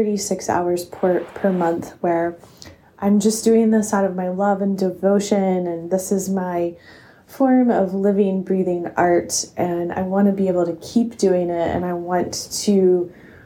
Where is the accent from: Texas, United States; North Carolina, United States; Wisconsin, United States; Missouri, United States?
North Carolina, United States; Asheville; my hometown in Asheville, North Carolina